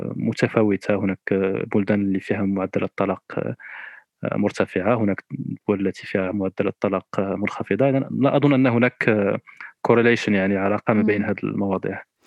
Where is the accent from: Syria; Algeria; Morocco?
Morocco; انا كشاب مغربي او كشابه مغربيه